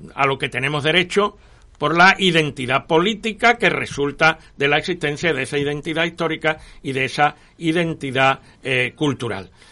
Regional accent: Andalusia, Spain; algunos andaluces

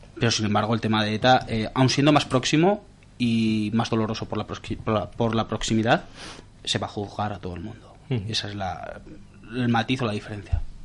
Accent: Navarre, Spain; De Navarra

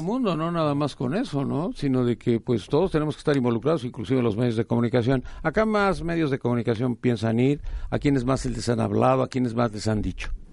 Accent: Mexico; como mexicanos

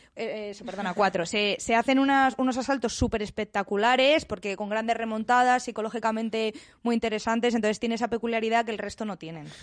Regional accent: Villanueva de la Cañada, Community of Madrid, Spain; yo soy de Villanueva de la Cañada

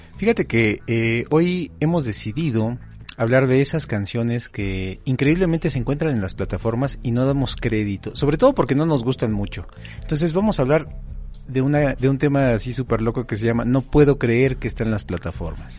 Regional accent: Naucalpan, State of Mexico, Mexico; crecí en Naucalpan

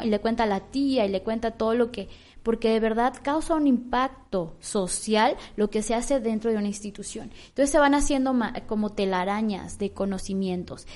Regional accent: Michoacán, Mexico; yo me siento muy orgullosa de ser michoacana

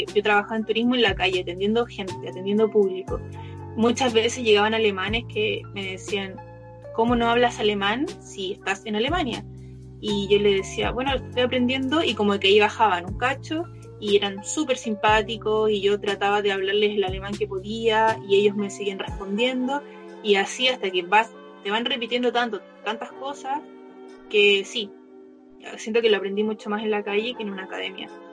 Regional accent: Chile; moved away as an adult; also born or lived in Berlin, Germany / Copenhagen, Denmark / New Zealand; me pregunté dónde soy, le digo de Chile

